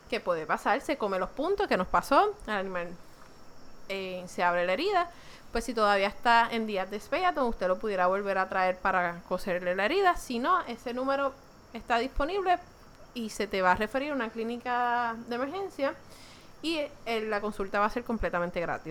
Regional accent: Puerto Rico; nosotros somos gente de Puerto Rico

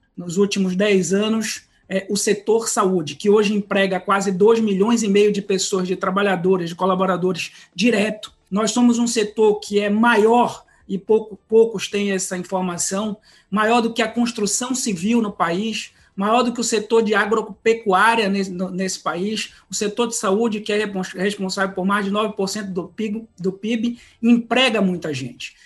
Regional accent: Pará, Brazil; eu sou paraense

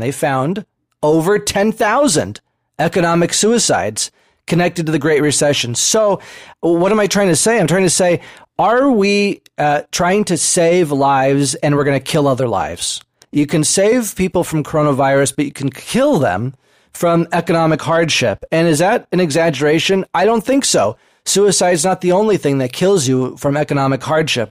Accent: United States; as American citizens

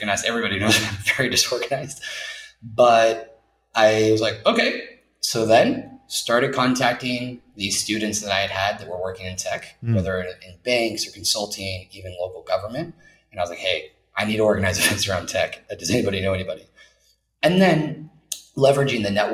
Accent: United States; moved away as an adult; also born or lived in New York / Los Angeles / Egypt / London; now in Bilbao, Spain; an American person living here

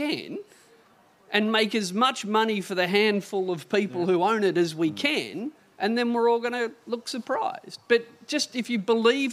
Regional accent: Hunter Valley, New South Wales, Australia; I grew up in the Hunter Valley

